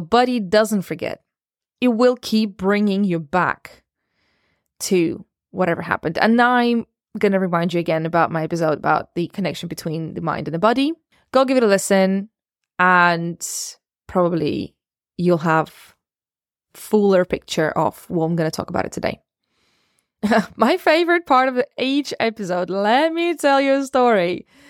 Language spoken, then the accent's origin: English; Russia; also born or lived in Ukraine; I was born in Ukraine and raised in Russia.